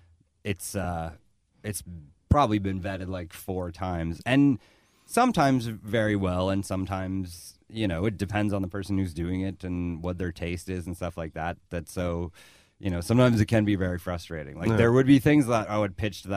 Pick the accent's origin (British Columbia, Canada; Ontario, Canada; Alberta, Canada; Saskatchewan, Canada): Alberta, Canada; Lethbridge; born or raised there; moved away as an adult; also born or lived in Vancouver